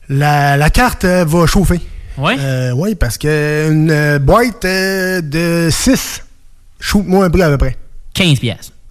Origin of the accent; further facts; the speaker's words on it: Quebec, Canada; Je viens de la Beauce.